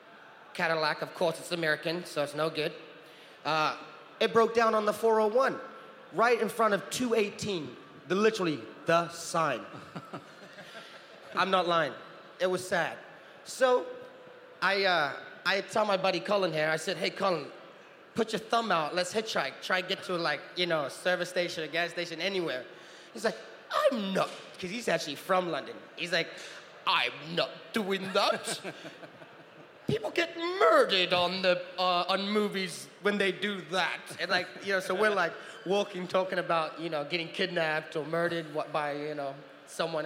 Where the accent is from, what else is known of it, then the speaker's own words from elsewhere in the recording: New Zealand; also born or lived in Utah; now in California, United States; I grew up in New Zealand